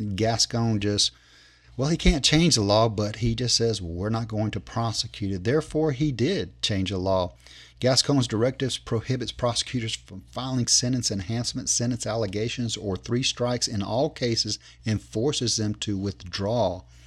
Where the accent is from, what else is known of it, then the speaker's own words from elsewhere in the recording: United States; I'm an American